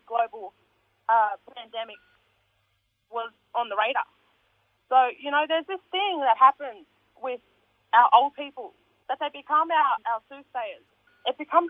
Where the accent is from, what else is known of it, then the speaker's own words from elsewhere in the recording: Sydney, New South Wales, Australia; I was born right here. I grew up here. I went to school here. I'm still here.